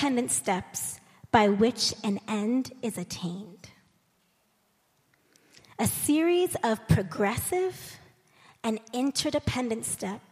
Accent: United States; as an American

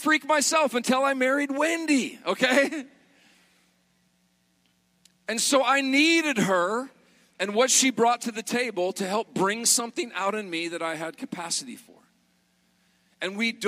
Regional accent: Montana, United States; moved away as an adult; also born or lived in South Carolina; I was raised in Montana as a kid

